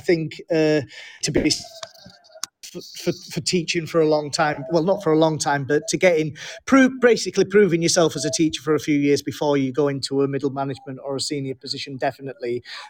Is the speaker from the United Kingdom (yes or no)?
yes; England, United Kingdom; also born or lived in Germany; I was born in Germany to a with a military background. My father was in the army, and moved to England when I was five.